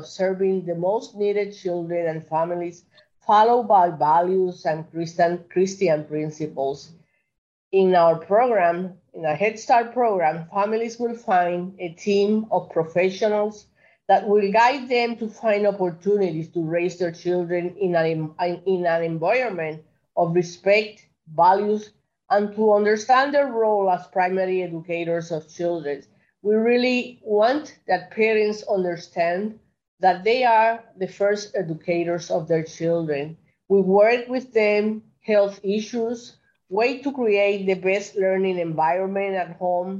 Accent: Carolina, Puerto Rico; moved away as an adult; now in New York, United States; I'm 100% Puerto Rican. I was born in Puerto Rico, in Carolina, Puerto Rico. My parents are from Puerto Rico

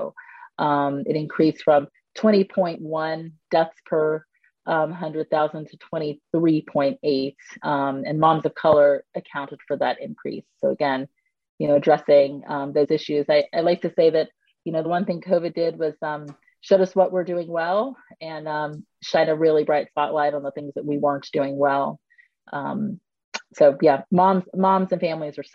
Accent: United States

